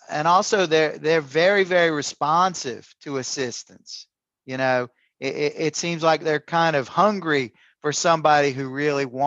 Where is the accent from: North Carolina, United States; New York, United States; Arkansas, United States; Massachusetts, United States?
North Carolina, United States; Greensboro; growing up in Greensboro during the 60s as a child